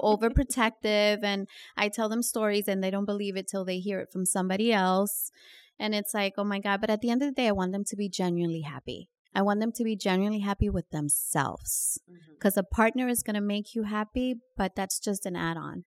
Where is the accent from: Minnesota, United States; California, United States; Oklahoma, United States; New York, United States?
New York, United States; also born or lived in Dominican Republic / Queens, New York; growing up in New York and Washington Heights